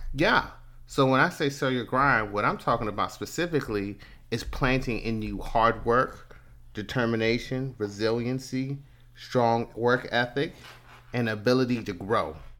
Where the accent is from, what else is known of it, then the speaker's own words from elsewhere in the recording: Prince George's County, Maryland, United States; also born or lived in Washington, D.C. / Atlanta; I was born in Washington, D C, and grew up in Prince George's County